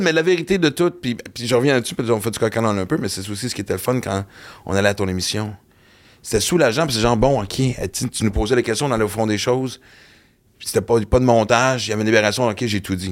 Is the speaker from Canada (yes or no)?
yes; Western Canada, Canada; moved away; J'ai grandi à l'Ouest canadien